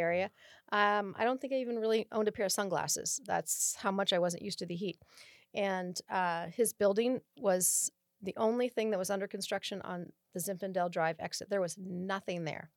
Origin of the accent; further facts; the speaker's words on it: Oakland, California, United States; moved away as an adult; now in Rancho Cordova, United States; I was born in Oakland, California, in the East Bay